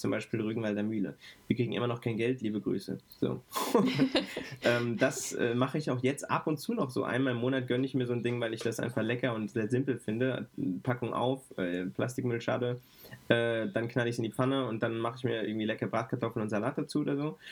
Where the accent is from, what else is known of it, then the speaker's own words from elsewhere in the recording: Frankfurt, Hesse, Germany; ich ähm, bin als Frankfurter Bub